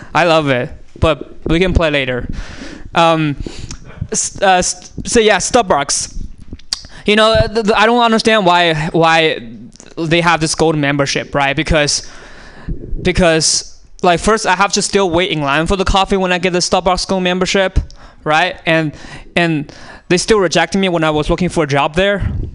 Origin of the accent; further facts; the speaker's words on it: China; moved away; I was born in China, and uh, I was born on a small island actually in China